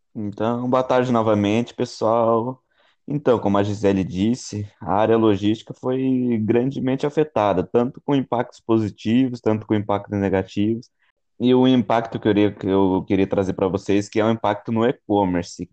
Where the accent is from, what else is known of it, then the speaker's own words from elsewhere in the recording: Cerquilho, São Paulo, Brazil; sou da cidade de Serquilho, São Paulo